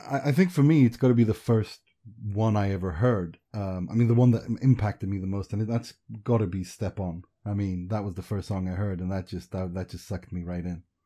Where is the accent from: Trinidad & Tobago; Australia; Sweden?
Sweden; also born or lived in Iran; I'm a refugee from Iran, and we grew up in Sweden.